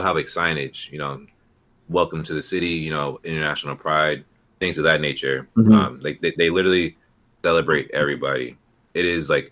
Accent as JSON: {"language": "English", "town": "Goose Creek", "region": "South Carolina", "country": "United States", "also_born_or_lived": "Chicago / San Francisco / the North", "moved": "yes", "said": "I come from South Carolina, Goose Creek, you know, North Charleston"}